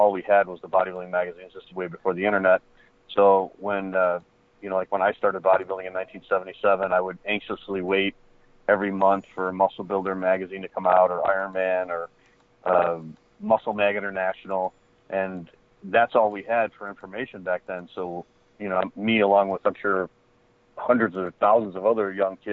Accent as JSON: {"language": "English", "town": "Chicago", "region": "Illinois", "country": "United States", "tie": "born or raised there", "said": "I grew up in Chicago"}